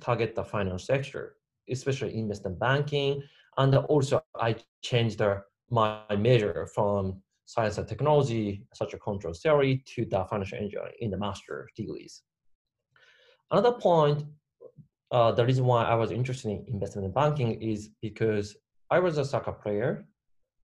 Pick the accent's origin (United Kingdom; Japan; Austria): Japan; I grew up in Japan entire my life.